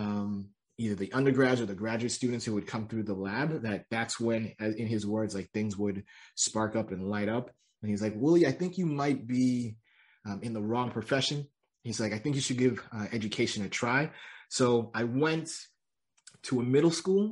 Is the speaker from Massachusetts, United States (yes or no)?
yes; Massachusetts, United States; moved away as an adult; also born or lived in Georgia / Connecticut; now in California, United States; I'm originally born and raised in Massachusetts